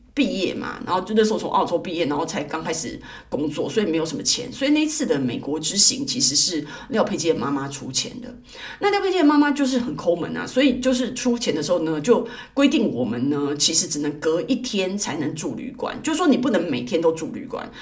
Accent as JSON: {"language": "Chinese", "country": "Taiwan", "tie": "born or raised there", "also_born_or_lived": "Sydney, Australia", "said": "我在台湾刚出生的时候"}